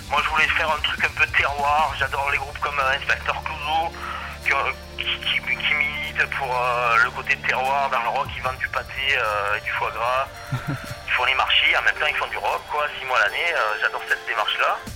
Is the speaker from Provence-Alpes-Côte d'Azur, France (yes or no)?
yes; Marseille, Provence-Alpes-Côte d'Azur, France; moved away as an adult; now in Var, France; vivre tranquille à la campagne. Je suis un Marseillais d'origine, je suis content d'avoir quitté la ville.